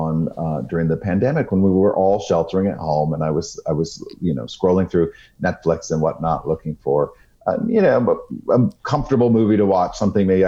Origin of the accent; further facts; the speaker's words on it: South Portland, Maine, United States; my hometown library in South Portland, Maine